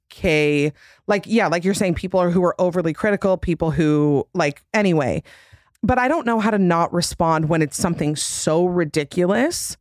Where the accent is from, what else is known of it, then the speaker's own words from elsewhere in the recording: Utah, United States; I'm from Utah, which is literally plastic surgery capital.